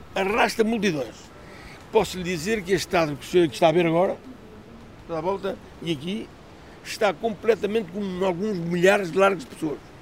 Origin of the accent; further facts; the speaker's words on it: Praia de Mira, Centro, Portugal; nascido e criado na Praia de Mira